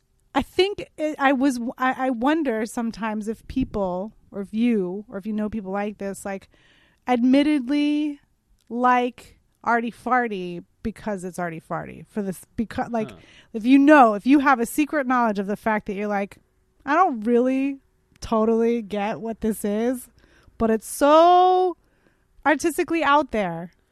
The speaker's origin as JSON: {"language": "English", "town": "San Francisco", "region": "California", "country": "United States", "tie": "born or raised there", "also_born_or_lived": "New York", "moved": "as an adult", "lives_now": "Los Angeles, United States", "said": "growing up in San Francisco, everybody sells weed"}